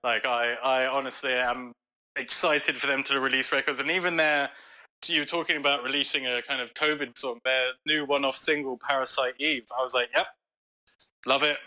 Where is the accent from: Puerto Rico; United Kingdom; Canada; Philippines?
United Kingdom; London; now in United States; I grew up in London